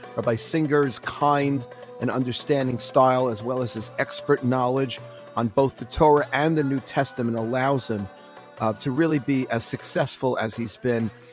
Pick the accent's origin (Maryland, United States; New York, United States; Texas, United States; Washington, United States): New York, United States; New York City; I grew up in Forest Hills, Queens